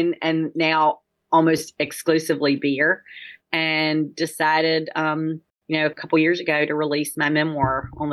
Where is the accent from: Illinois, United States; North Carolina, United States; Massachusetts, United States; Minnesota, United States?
North Carolina, United States; Tarboro; moved away as an adult; also born or lived in New York; born and raised in Tarboro, which is a small town, a little less than 11,000.